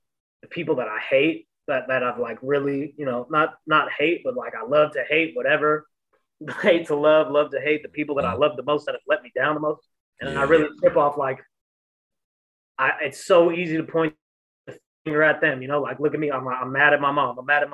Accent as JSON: {"language": "English", "town": "San Francisco", "region": "California", "country": "United States", "tie": "born or raised there", "also_born_or_lived": "Pacifica, California", "said": "I grew up in the Panhandle. Like I grew up on the Viz. You know, and even if, you know, I grew up between DeViz and Pacifica"}